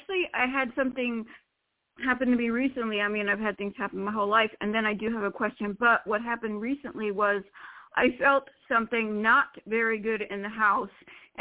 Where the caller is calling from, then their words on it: Florida, United States; from Florida.